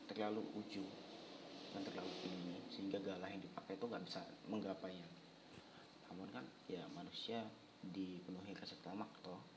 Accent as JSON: {"language": "Indonesian", "region": "Aceh", "country": "Indonesia", "tie": "born or raised there", "moved": "as an adult", "lives_now": "Yogyakarta, Indonesia", "said": "Aku lahir dan besar di Aceh sih Lalu pada tahun 2018 aku merantau ke Jogja Untuk menimba ilmu"}